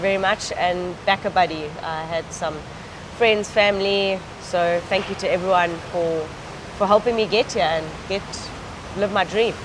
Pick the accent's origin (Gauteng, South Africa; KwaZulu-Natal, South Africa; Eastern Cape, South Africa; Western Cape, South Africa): Eastern Cape, South Africa; rode for Eastern Province, my province at that time